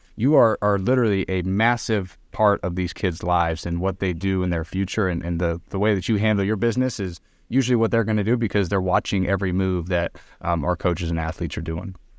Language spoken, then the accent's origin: English; Arizona, United States; moved away as an adult; also born or lived in Reno, Nevada; I'm from Arizona